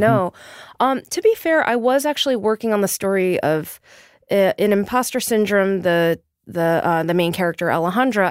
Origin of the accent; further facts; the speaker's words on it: New York City, New York, United States; I was born and raised in Queens, and I grew up within the, the Korean diasporic community.